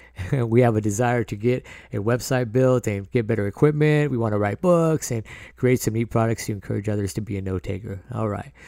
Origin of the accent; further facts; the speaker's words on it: San Diego, California, United States; I was born in San Diego and raised by a single mother and my sister